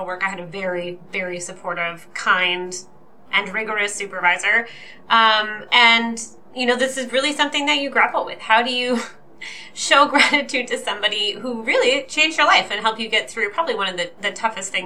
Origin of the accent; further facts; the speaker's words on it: Fredericton, New Brunswick, Canada; I'm from Fredericton, New Brunswick, in the unceded territory of the Listaquay